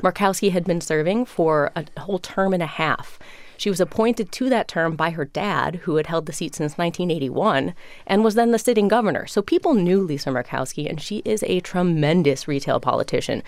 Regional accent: Chicago, Illinois, United States; moved away; I am from Chicago

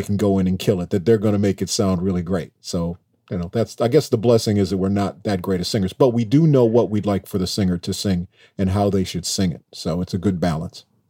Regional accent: Minneapolis, Minnesota, United States; growing up in Minneapolis

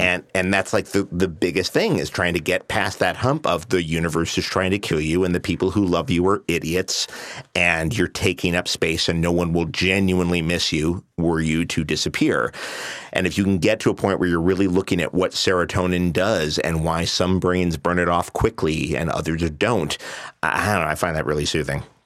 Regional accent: New York City, New York, United States; moved away as an adult; now in Los Angeles, United States; I grew up in New York

